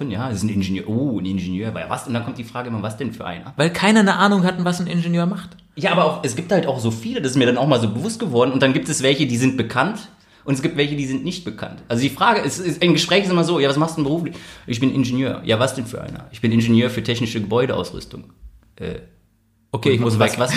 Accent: Cologne, North Rhine-Westphalia, Germany; born there; now in Berlin, Germany; Geboren in Köln, jetzt seit zwei Jahren in Berlin

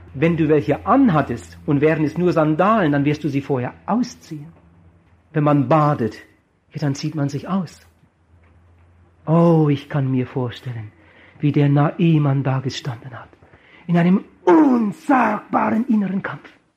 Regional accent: Germany; würde schon gar nicht in meinem Heimatdorf evangelisieren

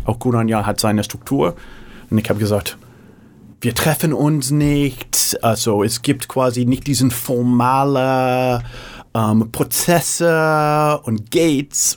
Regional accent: San Francisco, California, United States; first language English; German is a second language; moved away as an adult; also born or lived in Hamburg, Germany; in San Francisco geboren, fünfte Generation, äh, typischer Valley oder San Francisco Kind, Berkeley studiert

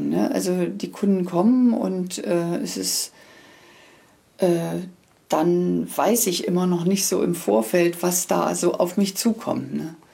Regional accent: Magdeburg, Saxony-Anhalt, Germany; born there; Ich komme ja aus Magdeburg gebürtig und da gab es eine, eine, eine Firma, die eben diese Prägestempel und Prägeschriften herstellte.

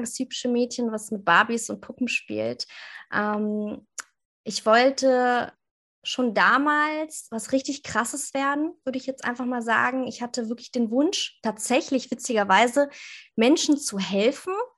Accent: near Hanover, Lower Saxony, Germany; ich komme aus der Nähe von Hannover.

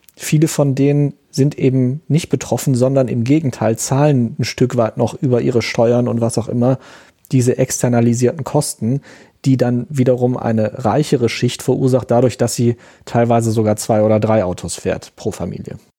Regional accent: Aachen, North Rhine-Westphalia, Germany; Aachen, wo ich aufgewachsen bin

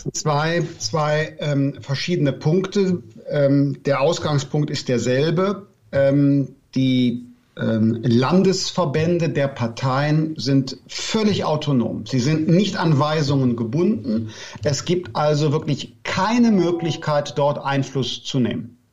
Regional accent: Bergisches Land, North Rhine-Westphalia, Germany; Ich komme aus dem Bergischen Land, das ist nordöstlich von Köln

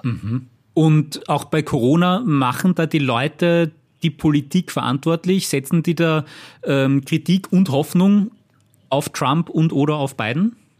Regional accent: Austria; bei uns in Österreich

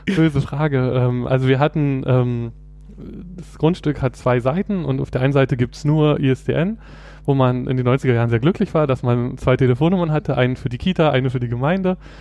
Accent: Berlin, Germany; ich komme aus Berlin, äh, bin hier geboren und aufgewachsen

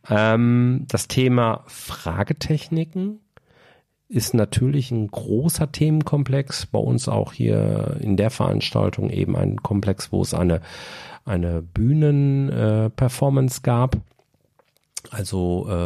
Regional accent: Bochum, North Rhine-Westphalia, Germany; da Bochum auch von Haltern jetzt echt nur ein Katzensprung entfernt ist und zudem eben auch meine Heimatstadt

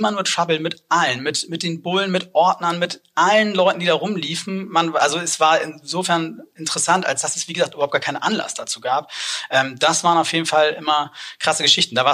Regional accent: Hamburg, Germany; aber zumindest interessiert angeguckt wurde als Hamburger

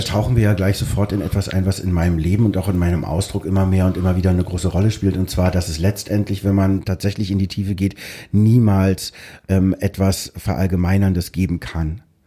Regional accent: Berlin, Germany; wir sind aus Pankow niederschön Schönhausen, da, wo die ganzen Diplomaten gewohnt haben

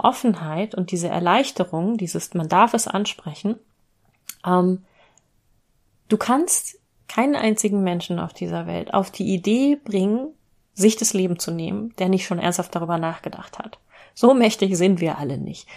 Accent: Hanover, Lower Saxony, Germany; meine Heimatstadt Hannover

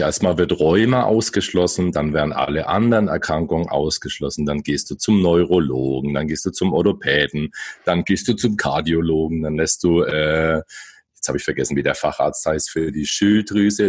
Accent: Bamberg, Bavaria, Germany; now in Bayreuth, Germany; ich bin hier erst hergezogen. Ursprünglich bin ich okay. aus Bamberg.

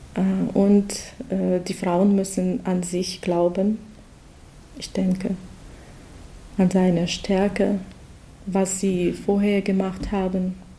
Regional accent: Russia; German is a second language; moved away as an adult; now in Germany; ich komme aus Russland

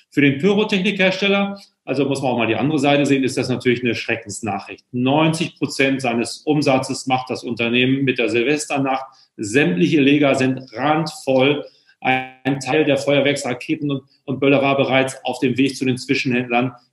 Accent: Hamburg, Germany; ich darf es ja als Hamburger nicht richtig sagen

